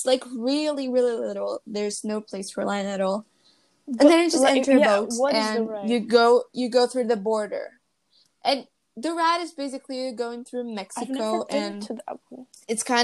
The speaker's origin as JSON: {"language": "English", "region": "Rio de Janeiro", "country": "Brazil", "said": "we're from Rio. We're from Rio"}